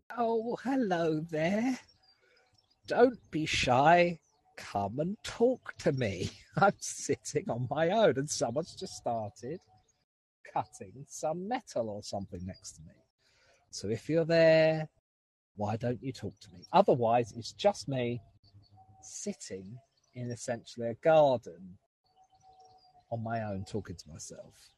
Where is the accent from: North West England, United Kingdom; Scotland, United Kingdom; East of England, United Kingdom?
East of England, United Kingdom; Southend-on-Sea; to go and do two gigs in my hometown